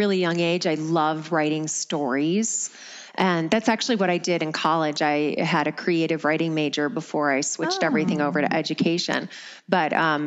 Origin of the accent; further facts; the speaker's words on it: Michigan, United States; I grew up in Michigan, and mostly in the suburbs until about sixth grade.